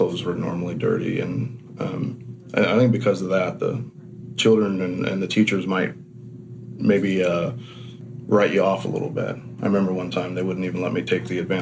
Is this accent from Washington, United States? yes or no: yes; Washington, United States; I was born in Washington State. I've never lived anywhere else